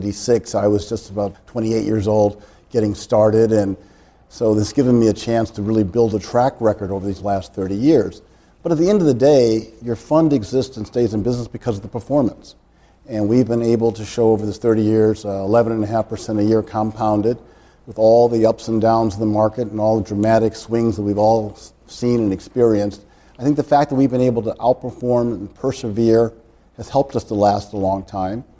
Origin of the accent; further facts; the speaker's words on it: Chicago, Illinois, United States; I grew up in Hyde Park of Chicago, which is a part of the University of Chicago community.